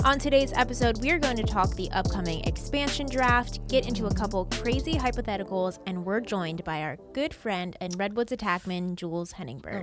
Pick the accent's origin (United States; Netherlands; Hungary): United States; Baltimore, Maryland; born and raised in Baltimore